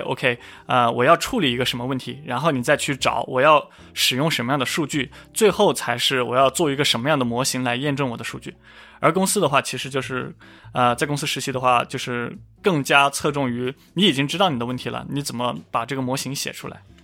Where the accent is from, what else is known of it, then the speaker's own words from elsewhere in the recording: Hunan, China; 我家就是湖南那边